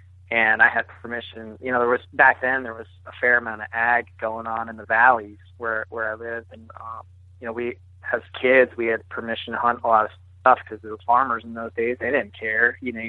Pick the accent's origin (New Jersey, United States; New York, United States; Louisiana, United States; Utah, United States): New Jersey, United States; I grew up in New Jersey.